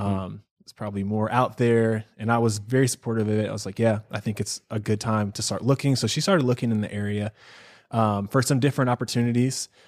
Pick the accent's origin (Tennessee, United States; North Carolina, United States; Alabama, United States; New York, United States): North Carolina, United States; Charlotte; moved away as an adult; also born or lived in Seattle, Washington; now in Southern California, United States; I'm from Charlotte, North Carolina. That's where I consider home. I was actually born in Seattle. Lived there till I was ten, ten years old, and then my family moved to North Carolina